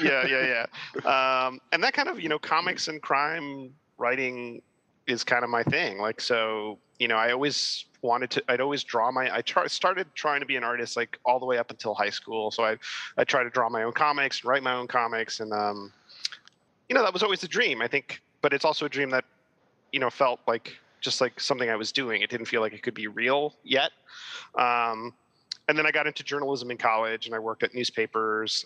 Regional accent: Miami, Florida, United States; now in New York, United States; I was born and raised in Miami, and uh, my parents are Cuban, so I'm Cuban American

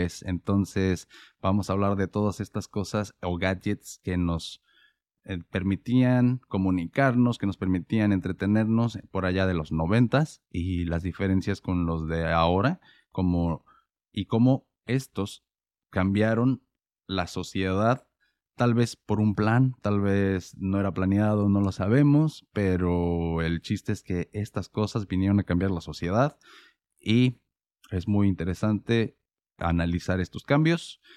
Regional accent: Mexico; moved away; como yo vivía en México y crecí en México

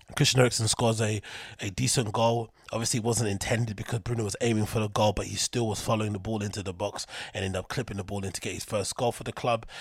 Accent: London, United Kingdom; in London, my hometown

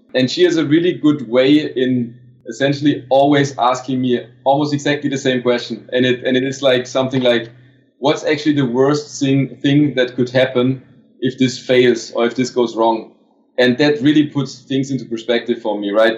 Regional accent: Stuttgart, Baden-Württemberg, Germany; English is a second language; moved away as an adult; also born or lived in Barcelona, Spain; I finally made it back to my hometown to Stuttgart

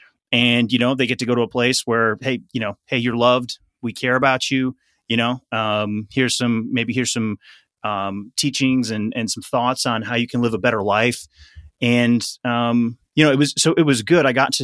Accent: Wisconsin, United States; And I grew up in Wisconsin. I grew up in a city though, so it's not like I was out in the in the cornfields or whatever. Growing up, I was definitely not a country boy.

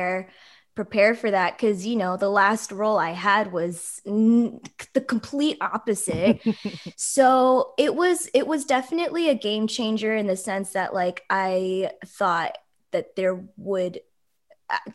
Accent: Oakland, California, United States; I grew up here too, and there are so many Filipinos

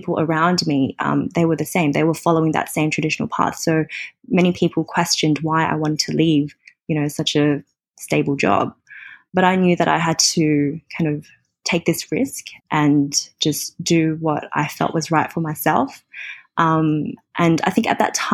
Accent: Australia; moved away as an adult; now in Hong Kong; I'm from Australia and I moved to Hong

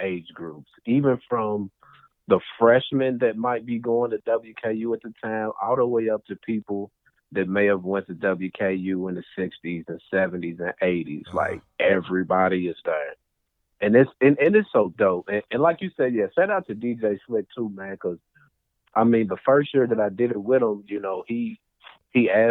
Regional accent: United States; I'm from Victory Park

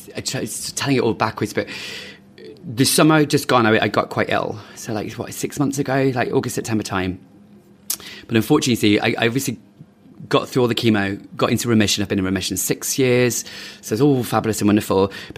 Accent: London, United Kingdom; born there; also born or lived in Manchester / Midlands; London, born here in London, moved to Manchester. And then we've lived in the Midlands a bit and just moved around a lot. And I came back to London 14 years ago

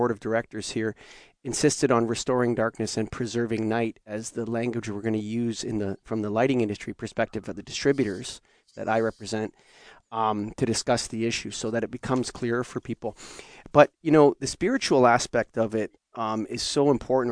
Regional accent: Canada; As a Canadian

